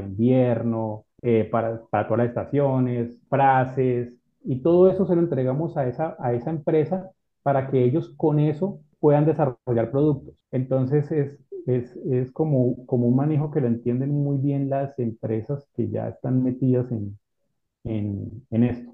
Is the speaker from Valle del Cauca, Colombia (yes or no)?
yes; Cali, Valle del Cauca, Colombia; also born or lived in Ibagué / Buga; yo soy de aquí de, Colombia, nací en una ciudad que se llama Ibagué y desde pequeño, pues nunca viví en Ibagué, me fui a vivir a, otra ciudad que se llama